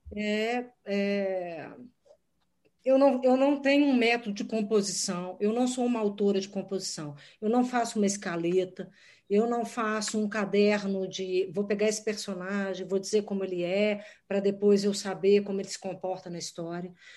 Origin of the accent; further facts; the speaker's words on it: Minas Gerais, Brazil; Como mineira